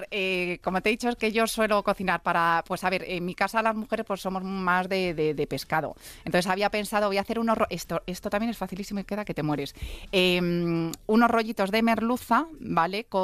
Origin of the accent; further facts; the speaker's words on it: Cuenca, Castilla-La Mancha, Spain; soy de Cuenca.